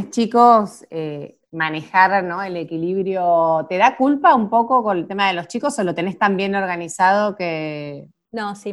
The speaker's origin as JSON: {"language": "Spanish", "country": "Argentina", "lives_now": "France", "said": "yo soy argentina, vivo en Francia y vendo productos en Argentina"}